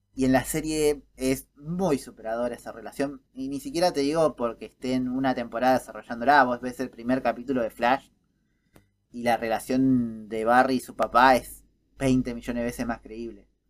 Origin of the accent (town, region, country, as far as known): Argentina